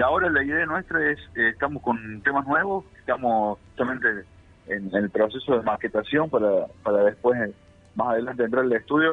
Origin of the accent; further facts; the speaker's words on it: Villa María, Córdoba, Argentina; somos de Villa María, acá de la provincia de Córdoba